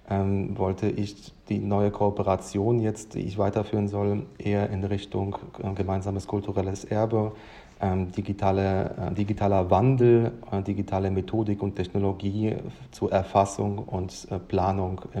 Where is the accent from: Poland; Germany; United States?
Poland; Lodz, Łódź Voivodeship; born there; Ich bin ja gebürtiger Pole aus Lodz